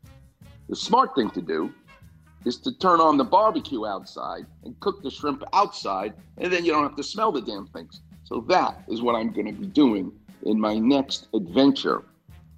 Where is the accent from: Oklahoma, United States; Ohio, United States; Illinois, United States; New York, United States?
New York, United States; moved away; I'm Jewish from New York.